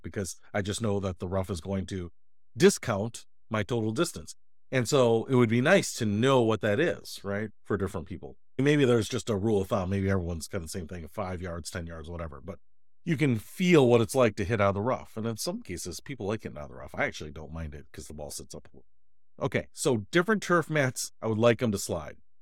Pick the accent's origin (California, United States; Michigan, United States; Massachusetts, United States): Michigan, United States; Detroit; moved away; went back to my hometown of Detroit